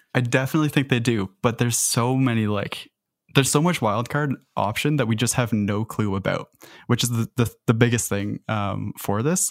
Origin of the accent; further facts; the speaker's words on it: Canada; as a Canadian